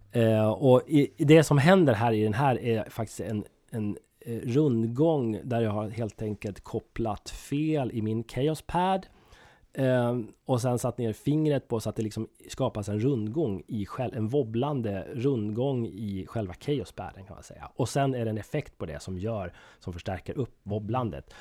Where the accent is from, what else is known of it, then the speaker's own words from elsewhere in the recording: Söderbärke, Dalarna County, Sweden; also born or lived in Fagersta, Västmanland; now in Gävle, Sweden; Jag, jag kommer från Dalarna, södra Dalarna, ett litet, en liten ort som heter Söderberke